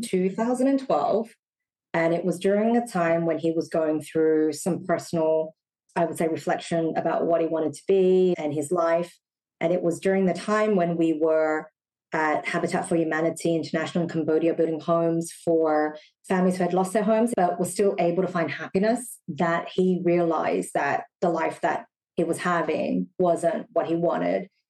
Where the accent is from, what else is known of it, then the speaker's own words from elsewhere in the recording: Sydney, New South Wales, Australia; moved away as an adult; also born or lived in Singapore; now in Shanghai, China; I was born and raised in Australia.